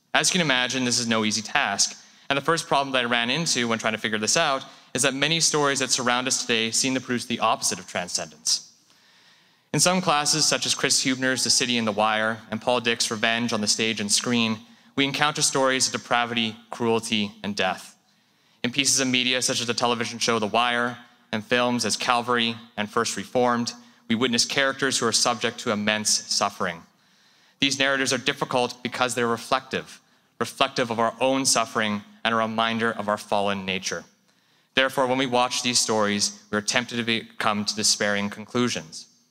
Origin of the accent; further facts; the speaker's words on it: Canada; Japanese Canadian